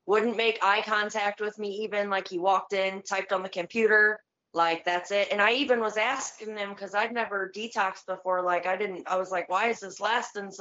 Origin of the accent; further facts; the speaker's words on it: Tiffin, Ohio, United States; I'm from Tiffin, Ohio